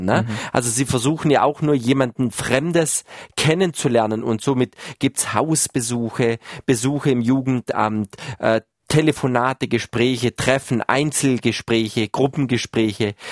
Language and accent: German; Baden-Württemberg, Germany; wo ich groß geworden bin, also äh, in Baden-Württemberg irgendwo, wo sich Fuß, äh, Fuchs und Haas gut Nacht sagt